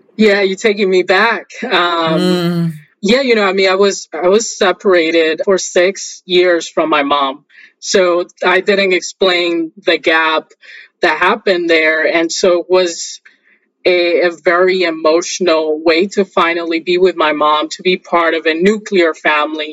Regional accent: Haina, San Cristóbal, Dominican Republic; I was born in a small town in the Dominican Republic called Haina

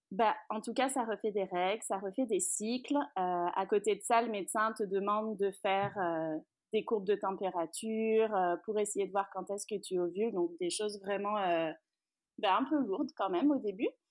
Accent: France; moved away as an adult; also born or lived in Rive-Sud of Montreal, Canada; now in Montreal, Canada; je suis française, on s'est expatrié ici

